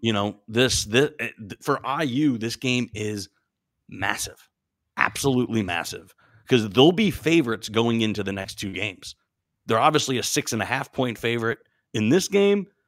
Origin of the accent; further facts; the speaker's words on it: Pittsburgh, Pennsylvania, United States; moved away; I'm originally from Pittsburgh